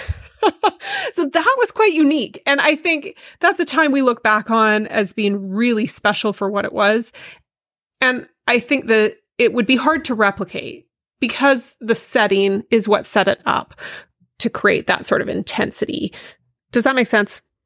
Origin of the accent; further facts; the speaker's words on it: Vancouver, British Columbia, Canada; I'm from Vancouver. I grew up in the city